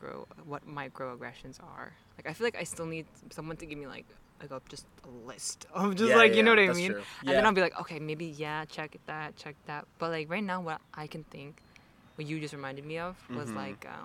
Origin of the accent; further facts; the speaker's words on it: New Paltz, New York, United States; also born or lived in Connecticut; "Oh, where are you from?" And I'm like, "New Paltz." He's like, and then he's like, "Oh, so you grew up here?" I'm like, "Yeah." And he's like, "Okay, where are you born?" And I was like, Connecticut.